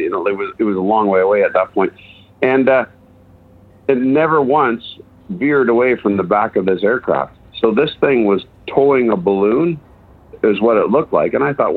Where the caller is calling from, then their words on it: East Gwillimbury, Ontario, Canada; Hey, I'm over in East Gwillimbury. It's a little bit north of Toronto.